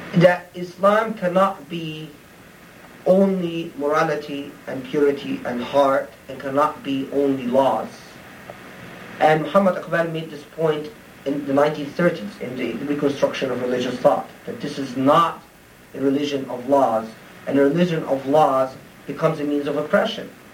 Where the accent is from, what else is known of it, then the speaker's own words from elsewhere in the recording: Egypt; moved away; I grew up in Egypt